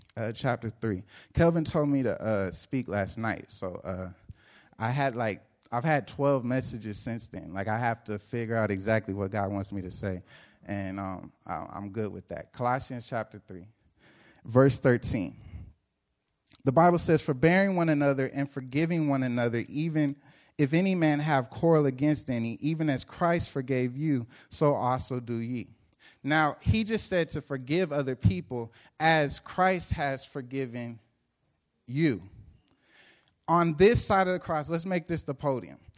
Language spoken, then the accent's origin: English; Lancaster, California, United States; I'm from Lancaster